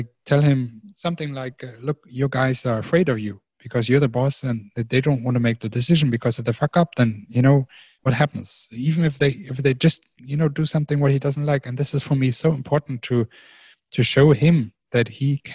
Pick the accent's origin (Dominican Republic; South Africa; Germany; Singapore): Germany; moved away as an adult; now in China; I grew up in Germany